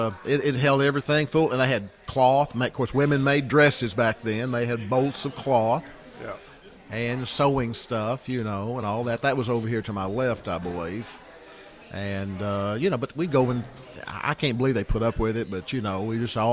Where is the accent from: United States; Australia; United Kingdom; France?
United States; Jamestown; born or raised there